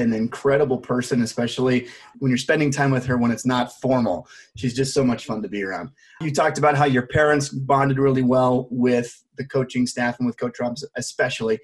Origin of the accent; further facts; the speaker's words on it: Utah, United States; I'm from Utah.